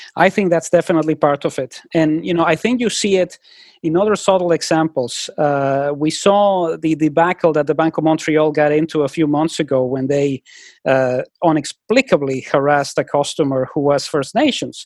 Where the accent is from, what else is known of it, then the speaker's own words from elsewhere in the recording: Mexico; now in Vancouver, Canada; when I was growing up in Mexico